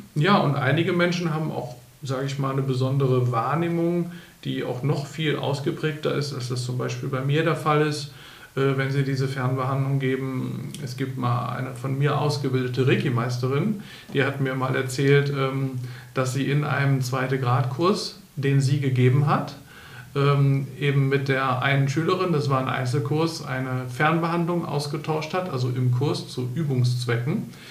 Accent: Bremen, Germany; now in Berlin, Germany; in Bremen, in meiner Heimatstadt

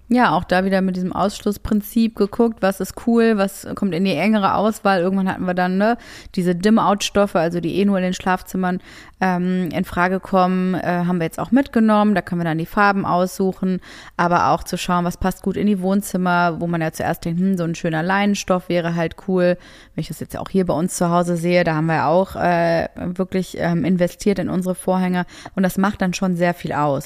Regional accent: Essen, North Rhine-Westphalia, Germany; moved away; meine Heimat. Ich komme ja aus Essen

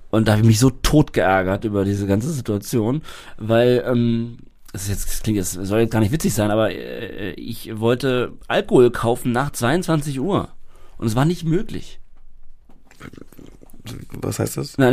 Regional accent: Berlin, Germany; Sperrstunde, das kenne ich als

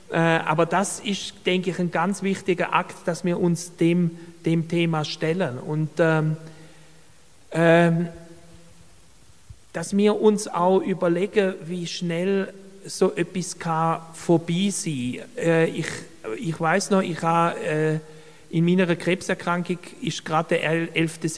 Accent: Baden-Württemberg, Germany; ich möchte dazu ein Beispiel geben aus Deutschland, wo ich herkomme komme aus Baden-Württemberg

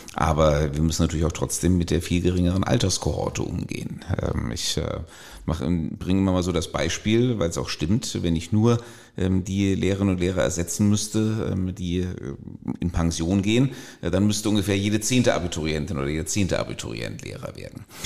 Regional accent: Germany; als Deutsche

